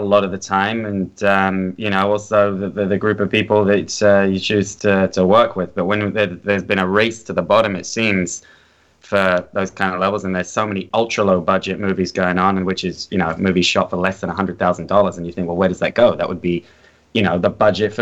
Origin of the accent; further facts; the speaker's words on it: London, United Kingdom; now in Los Angeles, United States; I grew up in North London, just off the Holloway Road